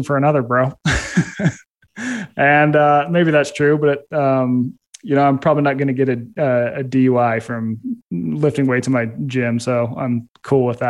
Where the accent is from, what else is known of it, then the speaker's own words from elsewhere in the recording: Utah, United States; I grew up in Utah